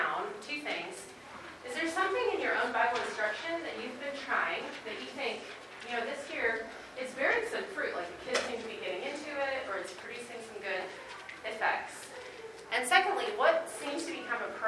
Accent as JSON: {"language": "English", "region": "Midwest", "country": "United States", "also_born_or_lived": "North Carolina", "moved": "as an adult", "lives_now": "Asheville, United States", "said": "I am from the Midwest originally, but we live in Asheville right now"}